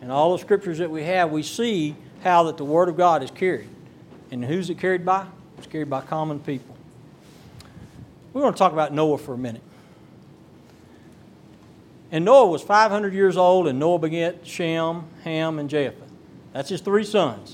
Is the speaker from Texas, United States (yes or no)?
yes; Texas Gulf Coast, United States; I'm from the Texas Gulf Coast